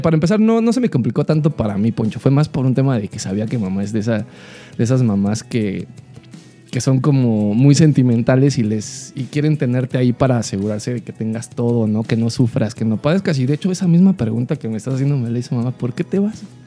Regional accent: Mexico City, Mexico; moved away as an adult; now in Guadalajara, Mexico; soy chilango

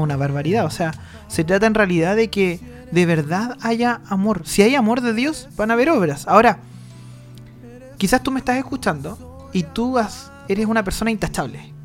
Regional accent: Chile; Nosotros los chilenos

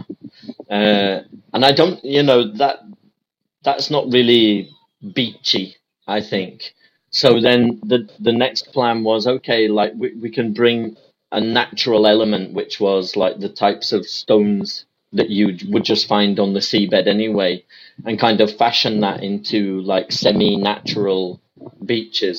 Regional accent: England, United Kingdom; I'm from England

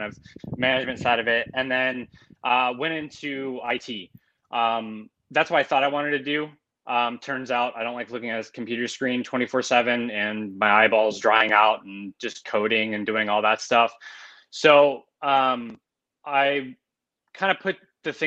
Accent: Pittsburgh, Pennsylvania, United States; now in Portland, United States; I live in Portland, Oregon. I'm originally from Pittsburgh, Pennsylvania

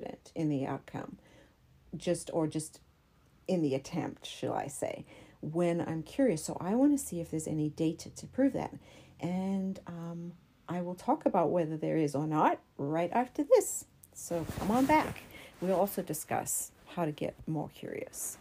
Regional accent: South Africa; moved away; I'm from South Africa

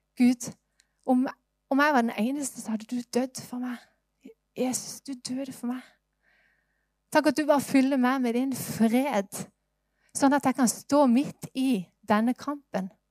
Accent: Norway; Jeg ble født i Norge

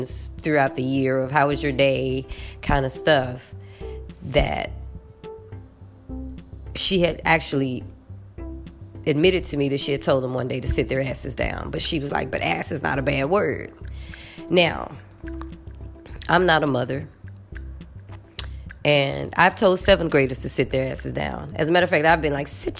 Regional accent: United States; moved away; I'm American

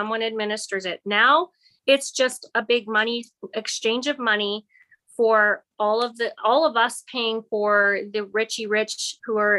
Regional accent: Grande Prairie, Alberta, Canada; moved away as an adult; also born or lived in Fort St. John; now in Kamloops, Canada; I am actually born and raised in Alberta. My family originated in Calgary, and I was raised in Grand Prairie.

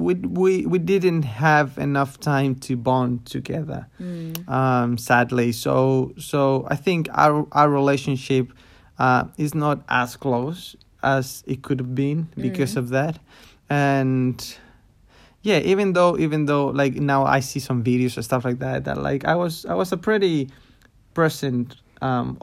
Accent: Chile; I grew up in Chile in a city.

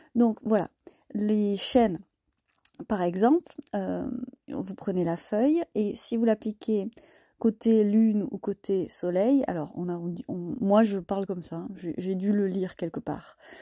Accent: Causse, Occitania, France; je vis dans le Lot, dans le Quercy, et je suis née dans le Cos

